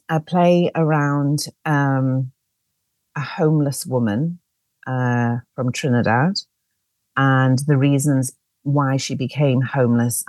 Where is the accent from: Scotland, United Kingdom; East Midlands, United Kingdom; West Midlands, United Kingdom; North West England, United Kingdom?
North West England, United Kingdom; Liverpool; now in London, United Kingdom; I'm originally from Liverpool, as you might be able to hear from my accent.